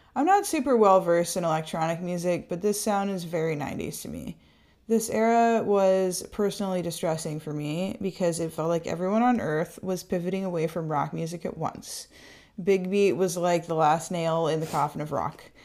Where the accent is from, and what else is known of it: San Jose, California, United States; born or raised there